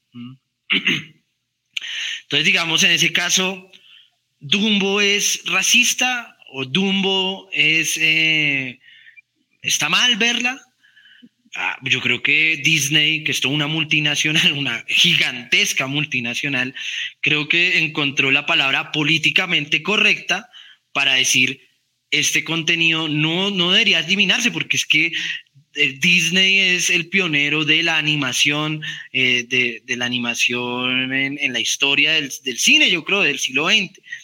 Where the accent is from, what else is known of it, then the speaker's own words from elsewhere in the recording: Colombia; a uno como colombiano